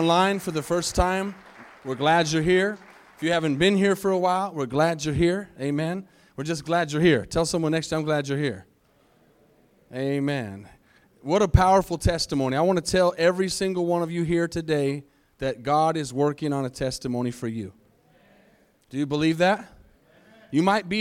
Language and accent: English; Arizona, United States; moved away as an adult; I was raised in Arizona